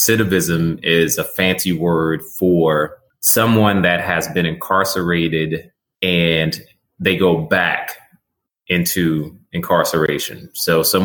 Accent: Terrell, Texas, United States; Where I grew up at in Terrell, Texas

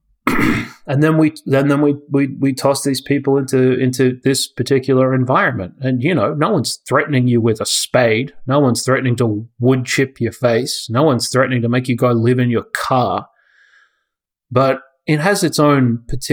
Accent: Australia; born or raised there; moved away as an adult

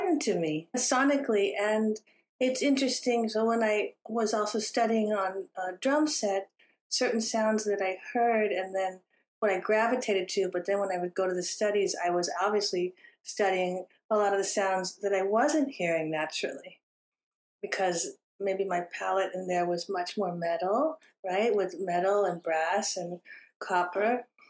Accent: Houston, Texas, United States; also born or lived in California; I grew up in Houston going to the opera with her because my mother loved opera

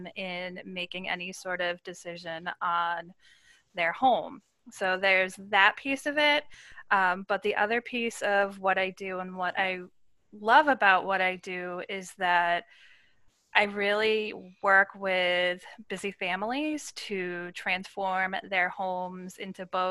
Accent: Massachusetts, United States; I grew up in Massachusetts

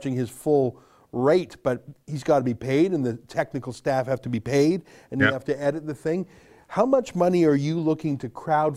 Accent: Canada; we're Canadian

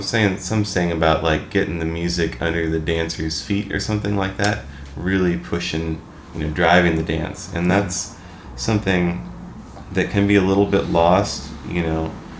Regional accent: Western Illinois, United States; moved away as an adult; now in Minneapolis, United States; I'm from Western Illinois, over toward the place where it hits Iowa and Missouri.

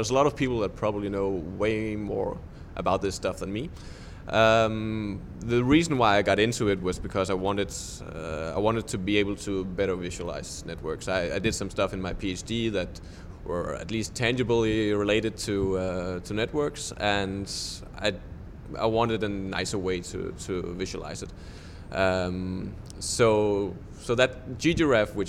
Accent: Denmark; I'm from Denmark

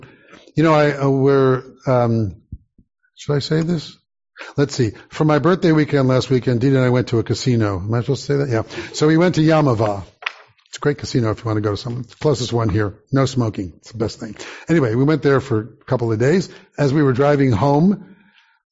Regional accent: Santa Monica, California, United States; growing up in Santa Monica, going to Beth Shalom Synagogue, 19th in California

